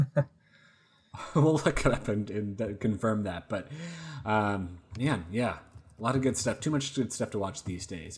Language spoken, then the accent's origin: English; Oregon, United States; moved away; I'm from Oregon originally